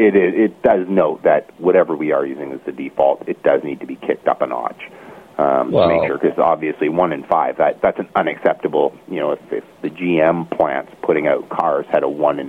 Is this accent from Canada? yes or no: yes; Canada; and being Canadian